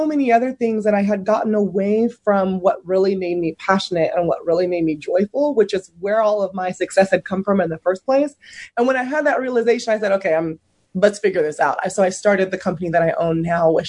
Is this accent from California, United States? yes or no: yes; San Francisco Bay Area, California, United States; I grew up in the San Francisco Bay Area